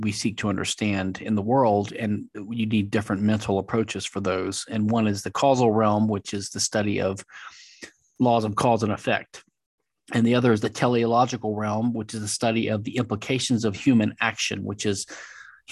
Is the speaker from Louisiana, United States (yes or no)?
yes; Louisiana, United States; now in Houston, United States; I'm from Louisiana. I live in Texas, Houston